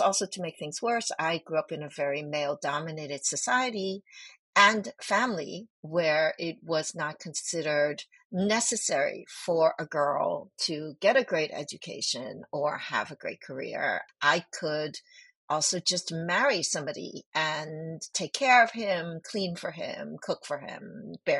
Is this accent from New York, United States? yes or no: yes; New York City, New York, United States; English is a second language; also born or lived in Hong Kong; I moved from Hong Kong to New York when I was 5 years old, and we were incredibly poor